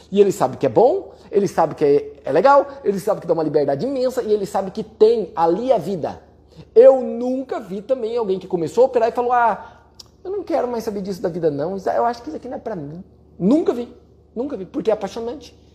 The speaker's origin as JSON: {"language": "Portuguese", "region": "Paraná", "country": "Brazil", "said": "Por quê? Porque eu sou do Paraná. Eu sei que o Paraná, em média, cresce mais do que os outros estados do Brasil"}